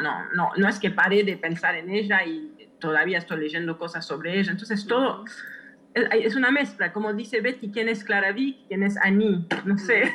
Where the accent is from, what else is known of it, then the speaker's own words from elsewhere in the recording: Switzerland; moved away; crecí en Suiza